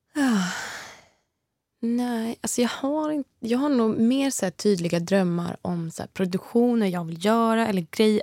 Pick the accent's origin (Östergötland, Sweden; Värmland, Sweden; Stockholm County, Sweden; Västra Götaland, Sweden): Östergötland, Sweden; Motala; Jag har ju musicerat mycket i Östergötland, mm. där jag kommer ifrån, i Motala